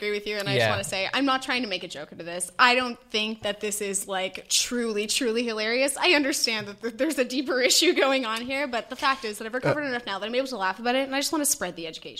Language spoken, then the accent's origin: English; Antigonish, Nova Scotia, Canada